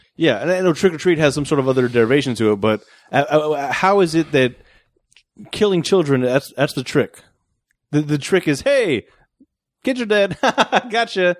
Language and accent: English; United States; moved away; my home country